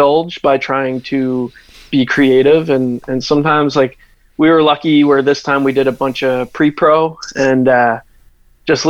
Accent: Halifax, Nova Scotia, Canada; growing up in Halifax, there was a very big hardcore and metalcore scene when I was a kid

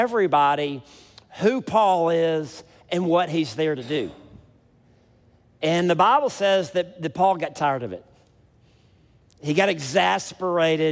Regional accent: South Mississippi, United States; I'm from South Mississippi

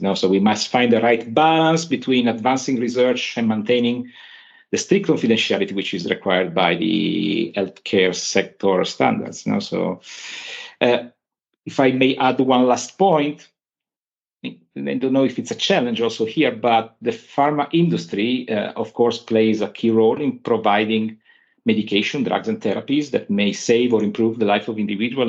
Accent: Turin, Piedmont, Italy; I'm from Turin

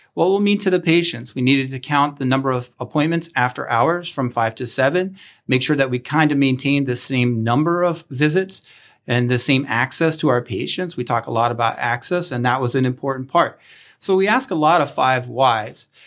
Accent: Chambersburg, Pennsylvania, United States; moved away; I am from Chambersburg and I had the opportunity to come back home

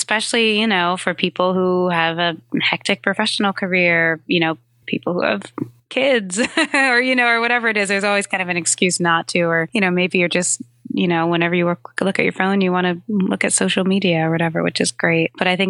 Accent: New York, United States; So I'm a New Yorker and I have a pretty short commute actually from home uptown in Harlem to the Upper West Side

